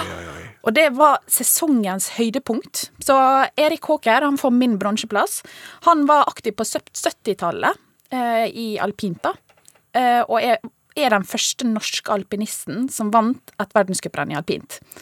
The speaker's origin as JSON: {"language": "Norwegian", "town": "Ålesund", "region": "Møre og Romsdal", "country": "Norway", "said": "jeg er fra Ålesund"}